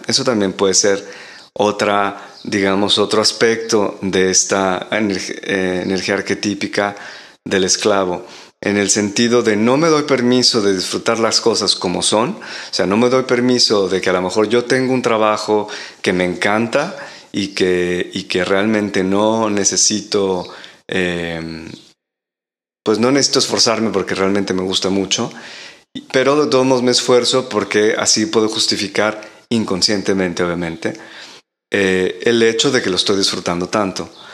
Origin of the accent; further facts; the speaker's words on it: Mexico; moved away as an adult; now in Europe; vivo en Europa desde hace casi 15 años y en algunos otros países también, eh, en Latinoamérica, porque ahí nací en México